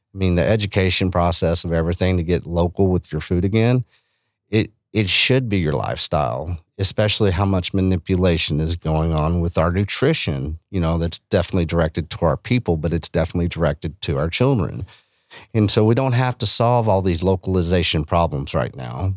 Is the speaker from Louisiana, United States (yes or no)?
no; Texas Panhandle, United States; where I grew up in Panhandle of Texas